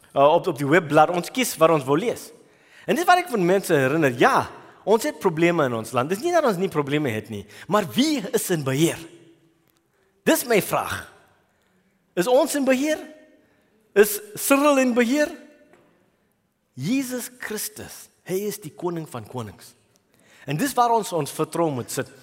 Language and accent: Afrikaans; Durban, KwaZulu-Natal, South Africa; moved away as an adult; also born or lived in New Zealand; ek was groot geword in Durban